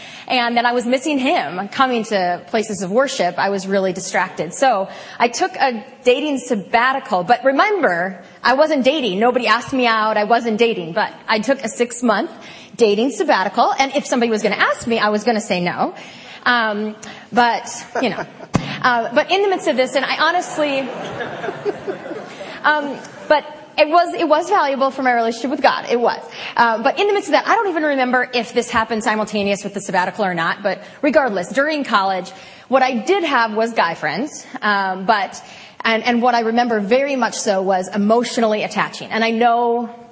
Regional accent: Wisconsin, United States; I'm from Wisconsin

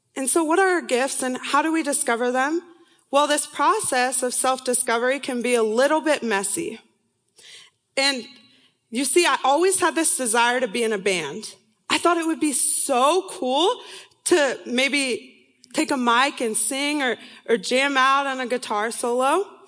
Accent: San Diego, California, United States; moved away as an adult; also born or lived in Irvine, California; now in Seattle, United States; I'm from, was born and raised in San Diego, California

